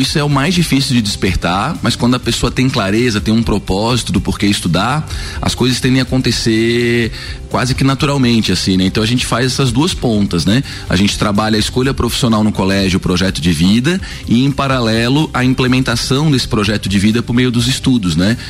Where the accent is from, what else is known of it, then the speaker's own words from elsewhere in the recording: Florianópolis, Santa Catarina, Brazil; moved away as an adult; now in Lages, Brazil; eu sou natural de Florianópolis